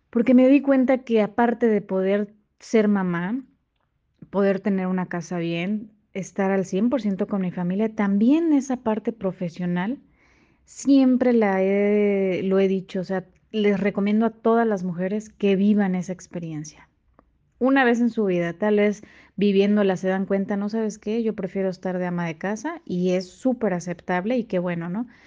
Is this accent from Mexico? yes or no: yes; Quintana Roo, Mexico; soy de Quintana Roo. Hemos estado en diferentes ciudades por cuestiones laborales de mi marido.